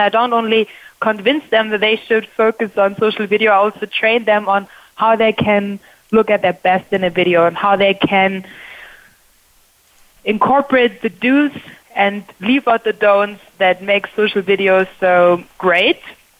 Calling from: Germany; also born or lived in Berlin, Germany; I'm calling in from Germany. On the first show, I still lived in Berlin, but now I live close to Munich, which makes me a frequent visitor to the Oktoberfest.

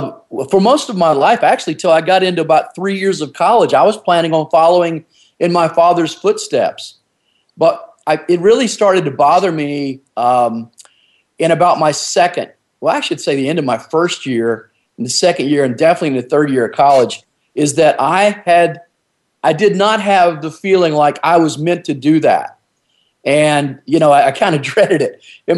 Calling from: North Carolina, United States; Yes, on the East Coast, on the ocean over here on southeastern North Carolina, and of course the United States, obviously.

